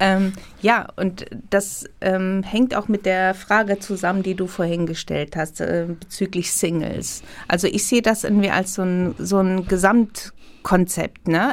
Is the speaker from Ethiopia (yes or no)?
yes; Ethiopia; now in Germany; ich bin in Äthiopien geboren natürlich, aber ich habe, äh, äh, mein Vater kommt aus Syrien, meine Mutter war halb Italienerin, halb Äthiopierin. Man ist international aufgewachsen